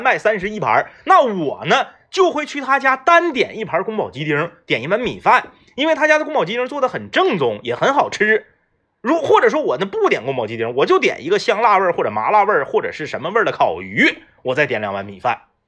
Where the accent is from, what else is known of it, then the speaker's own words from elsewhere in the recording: Northeast China, China; 作为一个土生土长的东北人